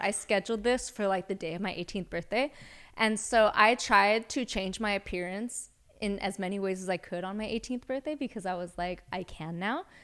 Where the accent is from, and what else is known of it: Los Angeles, California, United States; also born or lived in Santa Cruz